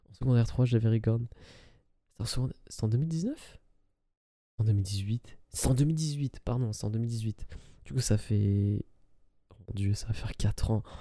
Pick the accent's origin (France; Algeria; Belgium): Algeria; j'avais visité ce parent euh, lors d'un voyage euh, dans mon pays, euh, dans mon pays d'origine, qui est l'Algérie.